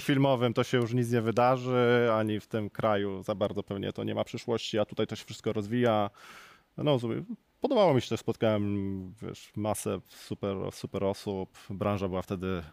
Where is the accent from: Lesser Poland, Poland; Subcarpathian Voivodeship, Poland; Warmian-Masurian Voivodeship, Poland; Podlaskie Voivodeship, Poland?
Lesser Poland, Poland; Kraków; Jestem z Krakowa